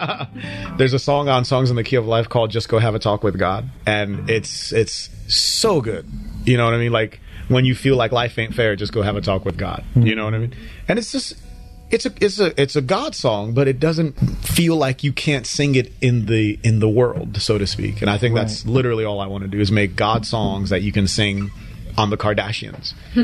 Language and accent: English; Nigeria; as a Christian who plays music and writes songs, being that I'm from Nigeria